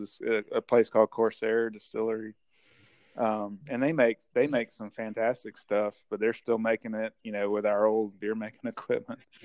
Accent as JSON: {"language": "English", "town": "Vicksburg", "region": "Mississippi", "country": "United States", "tie": "born or raised there", "moved": "as an adult", "lives_now": "Nashville, United States", "said": "I grew up in, in Mississippi, and it's where a little town called Vicksburg"}